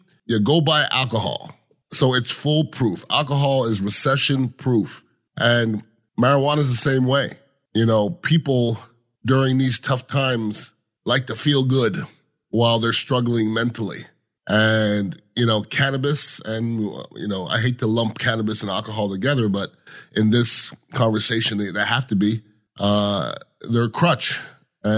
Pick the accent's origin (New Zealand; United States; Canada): Canada; moved away; I am a Canadian, grew up with Canadians, and we like to drink